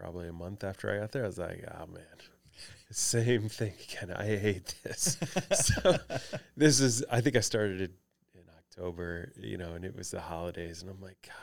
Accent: Detroit, Michigan, United States; moved away as an adult; now in St. Louis, United States; living and growing up in Detroit at that time

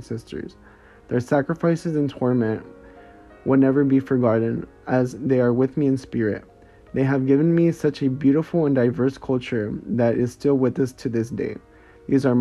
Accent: United States; Being Mexican and Salvadorian, living and growing up in the United States

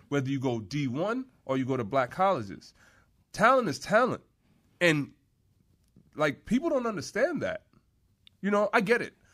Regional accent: New York, United States; moved away; Growing up in New York

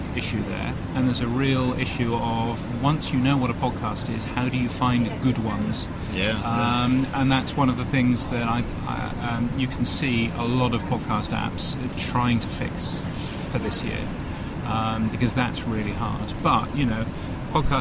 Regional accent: United Kingdom; also born or lived in London; now in Australia; I'm a Brit

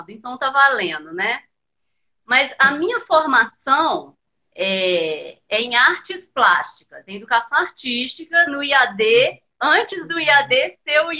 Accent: Muriaé, Minas Gerais, Brazil; É, eu não sou de Juiz de Fora, eu sou de uma cidade que chama

